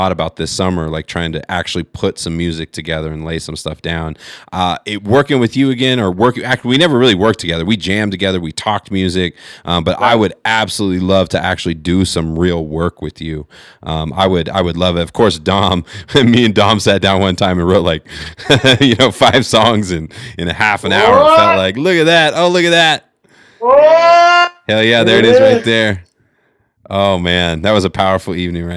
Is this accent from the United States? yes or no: yes; California, United States; I grew up in California